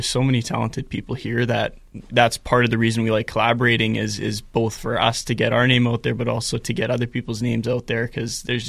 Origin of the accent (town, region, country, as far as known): Winnipeg, Manitoba, Canada; born or raised there; also born or lived in Brandon, Manitoba